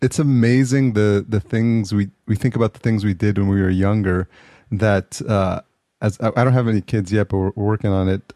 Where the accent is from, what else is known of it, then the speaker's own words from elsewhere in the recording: New York, United States; now in Los Angeles, United States; I grew up in New York. I'm in Los Angeles now